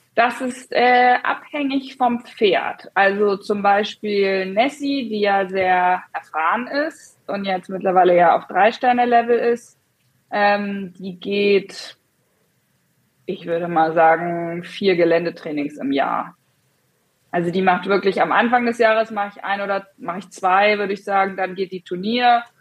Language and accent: German; Hesse, Germany; now in northern Germany; ich bin jetzt im Norden, aber ich komme ursprünglich aus Hessen